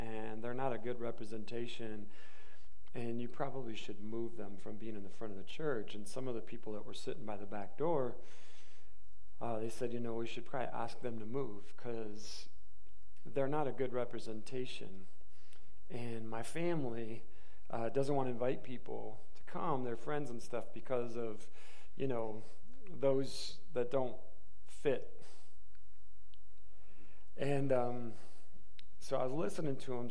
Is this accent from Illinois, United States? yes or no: no; Michigan, United States; moved away; I'm from Michigan